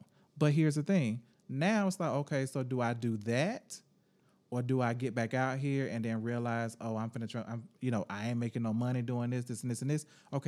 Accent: Jacksonville, Florida, United States; I'm from Jacksonville

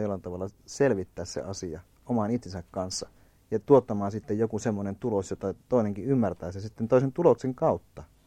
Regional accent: Kainuu, Finland; mä oon itse alun perin kainuulainen

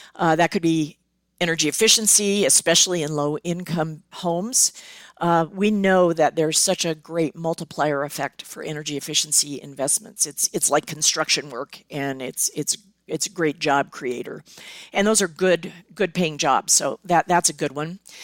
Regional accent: Southern California, United States; I grew up in Southern California.

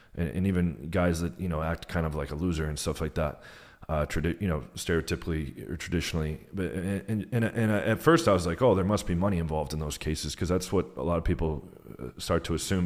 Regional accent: United States; moved away as an adult; also born or lived in Warsaw, Poland; now in Brazil

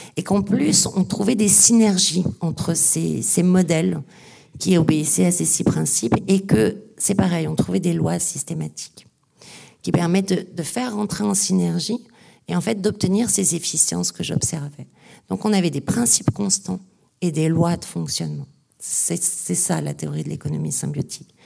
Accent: the Nord, Hauts-de-France, France; Je suis du Nord

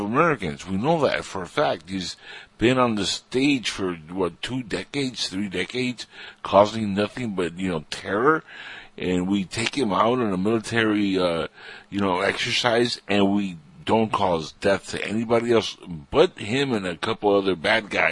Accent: Cuba; now in United States; I'm Cuban

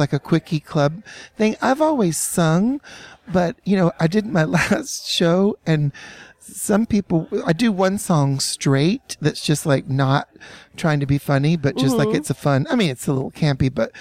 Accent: Chattanooga, Tennessee, United States; I grew up in Chattanooga, Tennessee

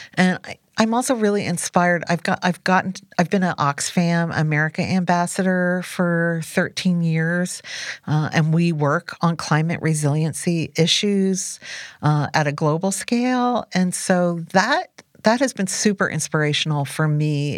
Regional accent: New Jersey Pine Barrens, United States; moved away; I was raised in the New Jersey pine barrens

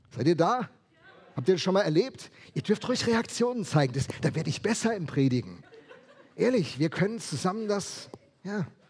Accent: Rheinhessen, Rhineland-Palatinate, Germany; Ich komme ja aus Rheinhessen

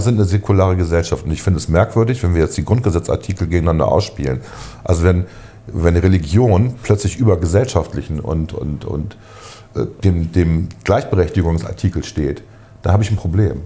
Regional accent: Germany; als Deutsche

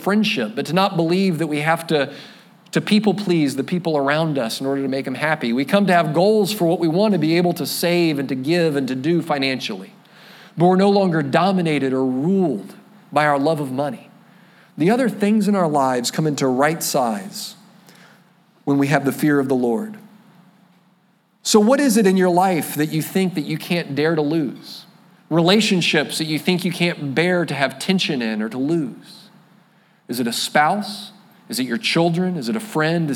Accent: Florida, United States; I'm a flatlander from Florida

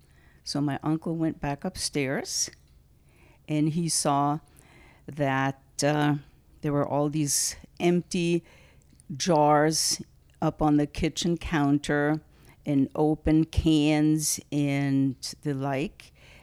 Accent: Germany; born or raised there; now in United States

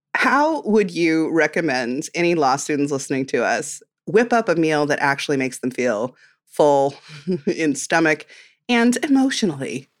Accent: Midwest, United States; I'm from the Midwest, and we love a comfort casserole

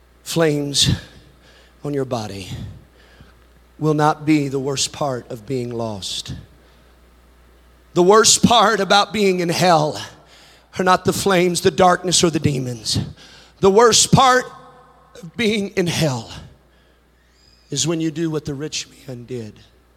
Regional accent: Texas, United States; My mansion's bigger than your mansion because I'm from Texas.

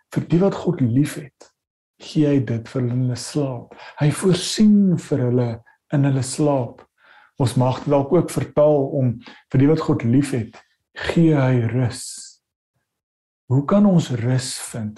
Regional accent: South Africa; ons sit as Suid-Afrikaners

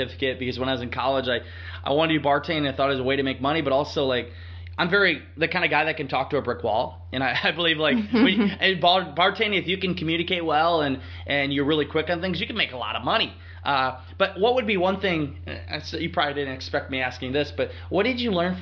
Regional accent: Northeast Iowa, United States; I'm a guy from Northeast Iowa, small town

